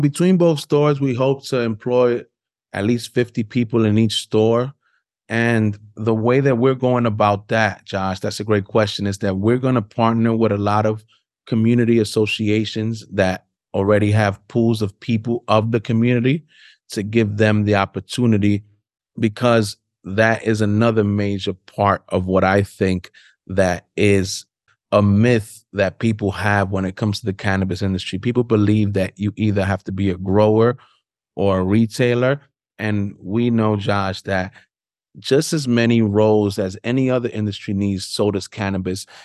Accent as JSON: {"language": "English", "town": "New York City", "region": "New York", "country": "United States", "tie": "born or raised there", "said": "I'm born and raised in Harlem"}